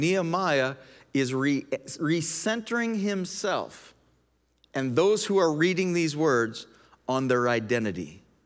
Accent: Canada; also born or lived in United States; I'm a Canadian. I'm also an American.

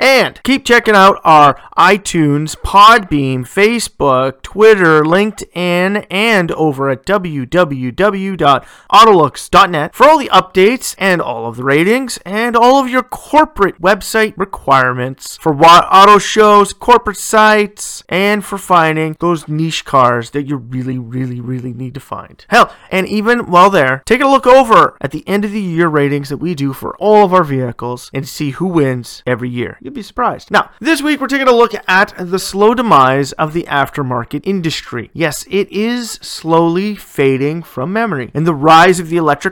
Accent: Ontario, Canada; my home province of Ontario

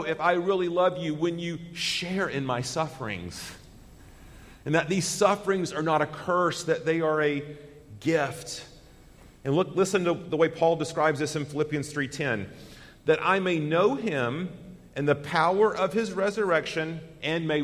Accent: United States; as an American citizen

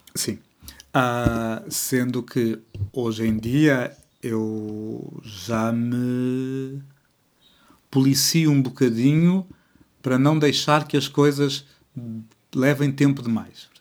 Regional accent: Portugal; eu sou bilíngue de português-português

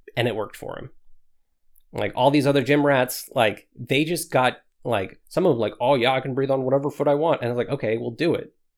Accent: Washington, United States; moved away as an adult; I grew up in Washington all of my life.

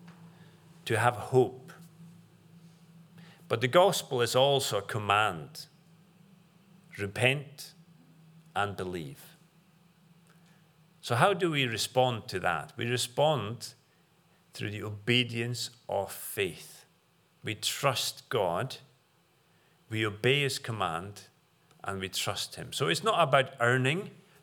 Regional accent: Faroe Islands; now in United Kingdom; the far-flung islands of the Faroes, where I'm from

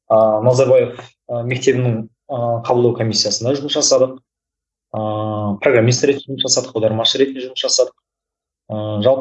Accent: Kyzylorda, Kyzylorda Region, Kazakhstan; мен қызылордаданмын ыыы тоқсан екінші жылғымын

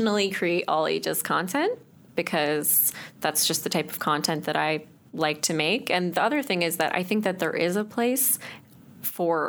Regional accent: Chatham, Ontario, Canada; moved away; It was Chatham

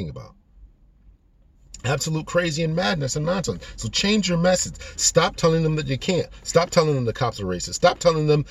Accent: Connecticut, United States; Growing up in Connecticut is vastly different than growing up in California

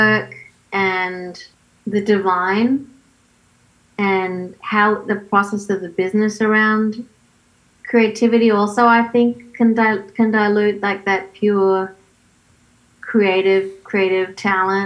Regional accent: Australia; moved away as an adult; now in Los Angeles, United States; I do miss Australia

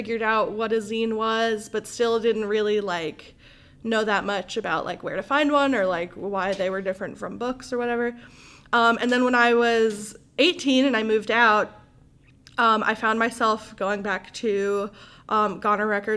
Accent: Memphis, Tennessee, United States; moved away as an adult; now in Jackson, United States; that's what brought me to Jackson. I'm from Memphis originally.

